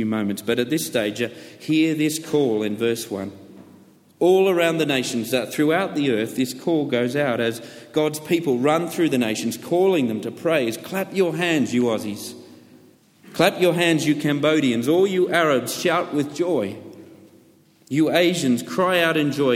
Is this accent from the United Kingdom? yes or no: yes; United Kingdom; I'm British.